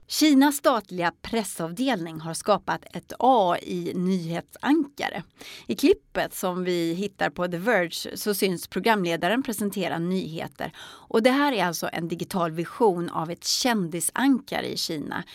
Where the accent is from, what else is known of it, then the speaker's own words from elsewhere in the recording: Sweden; tänker jag som svensk